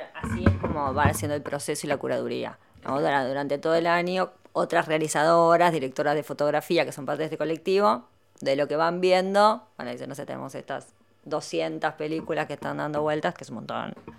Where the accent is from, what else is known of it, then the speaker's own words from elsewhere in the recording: Argentina; como argentinas